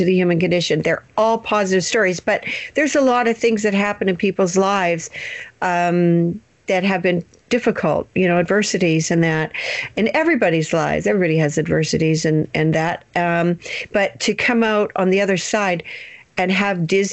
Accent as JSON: {"language": "English", "country": "Canada", "said": "We're actually Canadian"}